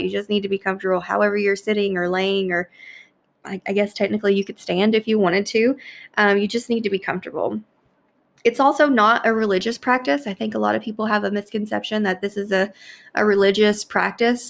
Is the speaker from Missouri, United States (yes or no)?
no; Louisville, Kentucky, United States; here in, in my hometown of Louisville